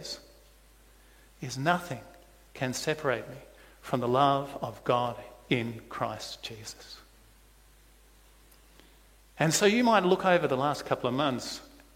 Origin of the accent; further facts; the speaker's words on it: South Australia, Australia; moved away; I come from South Australia.